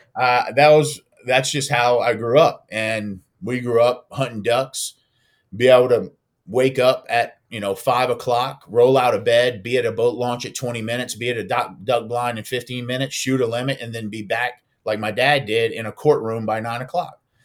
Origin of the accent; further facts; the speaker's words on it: Louisiana, United States; moved away as an adult; also born or lived in New York; I wasn't plugged into the waterfowl community in those states and regions like I was in my home state